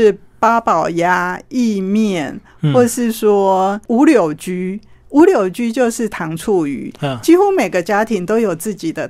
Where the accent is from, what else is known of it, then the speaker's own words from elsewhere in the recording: northern Taiwan, Taiwan; also born or lived in Dadaocheng, Taipei; 可能我们北部人不会这么吃。